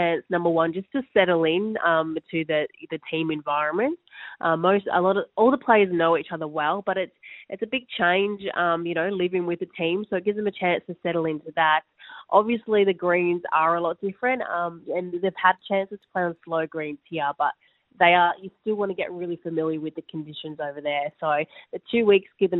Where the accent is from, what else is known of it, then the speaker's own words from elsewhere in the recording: Australia; as Australian players